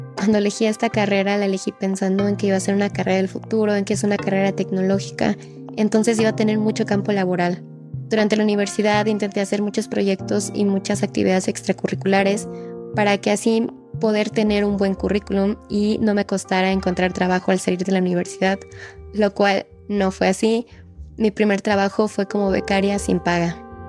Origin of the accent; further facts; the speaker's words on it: Mexico; tengo 23 años y soy de México